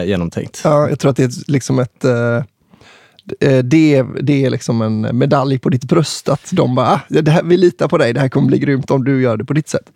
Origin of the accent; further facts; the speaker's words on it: Kungälv, Västra Götaland, Sweden; jag är från Kungälv, eller liksom typ Marstrand i höjd